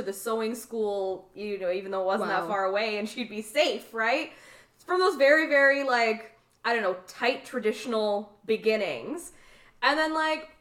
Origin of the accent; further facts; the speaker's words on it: Canada; I was born in Canada. I'm the first to be born in Canada